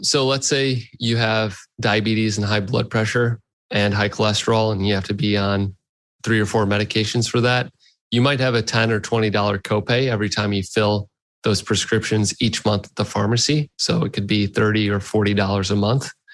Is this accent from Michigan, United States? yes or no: yes; Detroit, Michigan, United States; I grew up in Detroit area. I was born in Detroit, and uh, I grew up here.